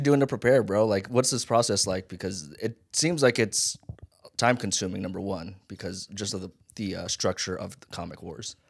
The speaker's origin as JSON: {"language": "English", "town": "Las Vegas", "region": "Nevada", "country": "United States", "tie": "born or raised there", "also_born_or_lived": "Hawaii", "accent": "Pidgin"}